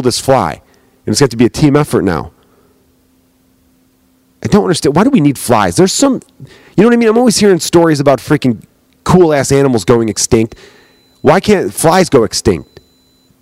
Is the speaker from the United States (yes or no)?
yes; United States; I am American